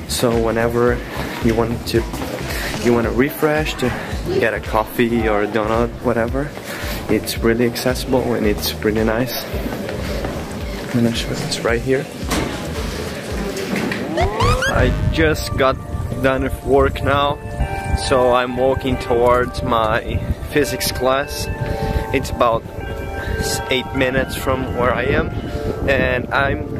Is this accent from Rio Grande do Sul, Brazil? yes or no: yes; Porto Alegre, Rio Grande do Sul, Brazil; moved away as an adult; now in Lincoln, United States; I'm from Brazil, from Porto Alegre